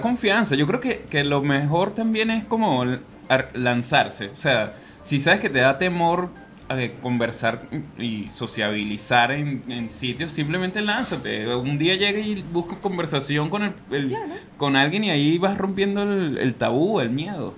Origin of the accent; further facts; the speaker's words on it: Venezuela; now in Chile; lo vivimos nosotros como venezolanos